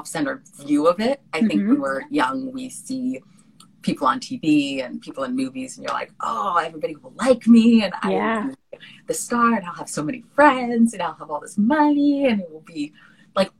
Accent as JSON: {"language": "English", "area": "Bay Area", "region": "California", "country": "United States", "tie": "born or raised there", "also_born_or_lived": "Washington, D.C. / Los Angeles", "said": "I grew up in the Bay Area in California"}